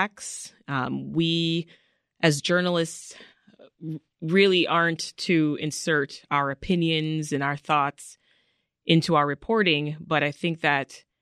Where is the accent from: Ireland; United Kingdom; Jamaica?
Jamaica; Kingston; also born or lived in Canada; now in United States; I was born in Jamaica. I was born in the capital city of Kingston